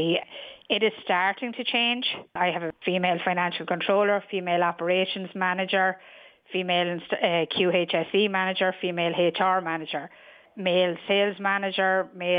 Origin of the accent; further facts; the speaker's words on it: New Ross, Leinster, Ireland; moved away as an adult; also born or lived in London; I'm originally from New Ross